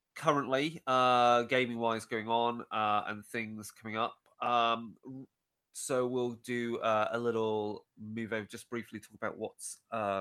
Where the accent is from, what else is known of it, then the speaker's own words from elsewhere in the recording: United Kingdom; we're British people here